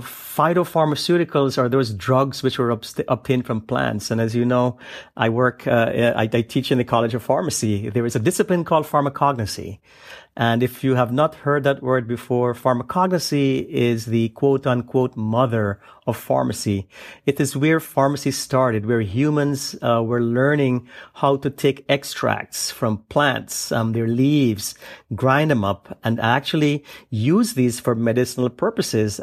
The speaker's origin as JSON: {"language": "English", "country": "Guyana", "tie": "born or raised there", "moved": "yes", "lives_now": "United States", "said": "I was born and I grew up in the uh, uh, South American country uh, known then as British Guiana, um, now known as Guyana"}